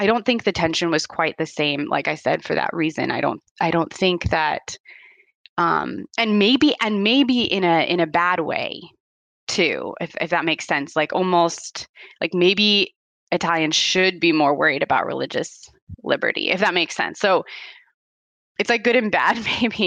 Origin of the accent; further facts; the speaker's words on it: United States; now in Italy; being American myself